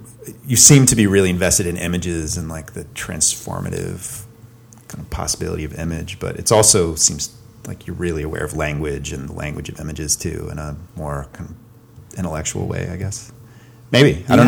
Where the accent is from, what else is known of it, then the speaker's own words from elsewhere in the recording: the South, United States; So I did have a moment where I was sort of thinking about like growing up in the South and Southern literature.